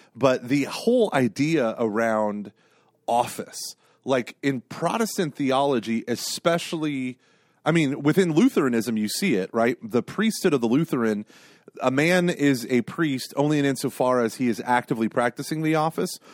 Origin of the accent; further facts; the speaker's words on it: Broken Arrow, Oklahoma, United States; I was a little kid growing up in Broken Arrow, Oklahoma.